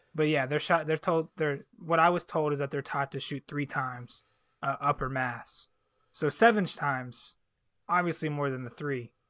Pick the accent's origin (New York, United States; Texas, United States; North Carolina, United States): North Carolina, United States; Charlotte; I was like really fortunate to grow up in Charlotte